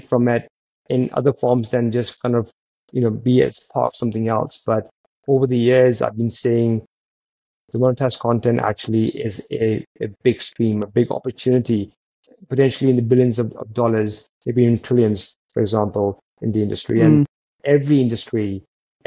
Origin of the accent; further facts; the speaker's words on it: United Kingdom; as British founders and as Commonwealth founders